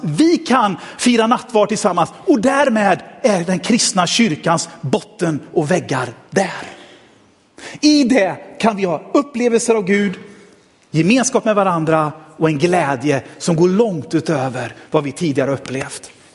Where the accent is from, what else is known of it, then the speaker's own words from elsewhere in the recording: Sweden; jag fick födas i Sverige